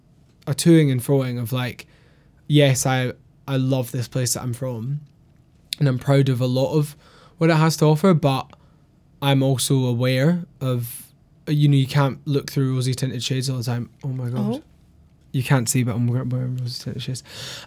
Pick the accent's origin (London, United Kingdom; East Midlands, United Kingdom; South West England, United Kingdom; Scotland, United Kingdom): Scotland, United Kingdom; Glasgow; growing up in Glasgow, like, the amount of time I spent wandering through the merchant city